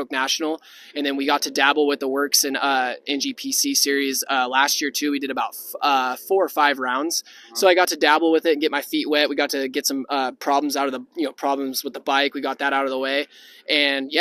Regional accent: Northern California, United States; I'm from Northern California

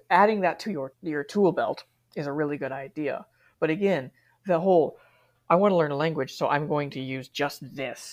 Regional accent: United States; moved away as an adult; now in Japan; I was raised in America. I'm never going to be able to stop thinking completely like an American

